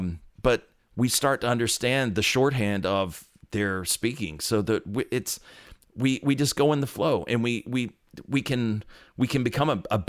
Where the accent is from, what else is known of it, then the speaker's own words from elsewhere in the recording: North Carolina, United States; Where did you grow up? I was right around here in North Carolina.